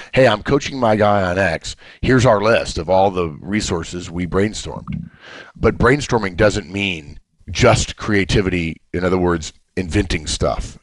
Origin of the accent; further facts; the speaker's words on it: Los Angeles, California, United States; I grew up in Los Angeles, and my parents' families were in Atlanta, Georgia